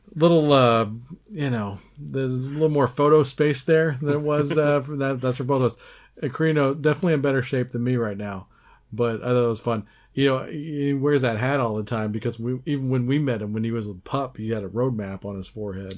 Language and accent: English; United States; us Yanks